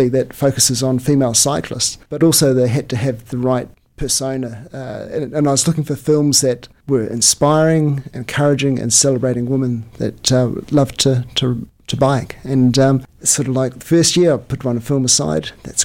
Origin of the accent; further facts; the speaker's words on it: Taupo, Waikato, New Zealand; my hometown of Taupo in New Zealand